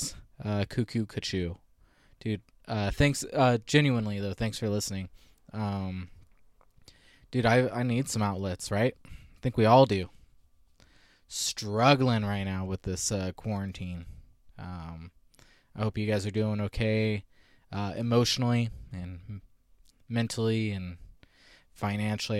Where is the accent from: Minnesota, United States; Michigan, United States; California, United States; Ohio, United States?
California, United States; Visalia; Visalia, which is my hometown, and we went to the same high school